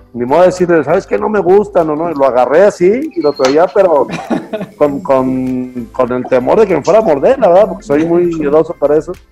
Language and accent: Spanish; Mexico; now in Guadalajara, Mexico; somos puros mexicanos